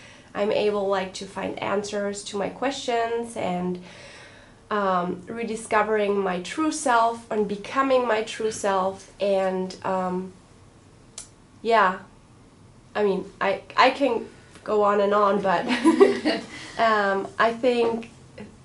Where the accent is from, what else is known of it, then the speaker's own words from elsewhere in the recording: Germany; moved away; also born or lived in Berlin; I'm from Germany, half Italian